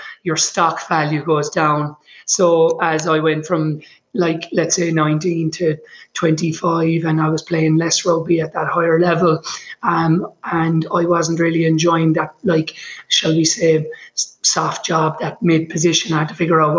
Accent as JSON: {"language": "English", "town": "Limerick", "region": "Munster", "country": "Ireland", "tie": "born or raised there", "moved": "yes", "lives_now": "Boulder, United States", "said": "I grew up in Limerick in Ireland on the West Coast"}